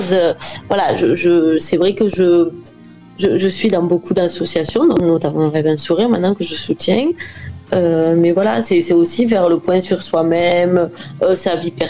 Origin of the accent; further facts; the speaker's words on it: Occitania, France; De l'Aveyron.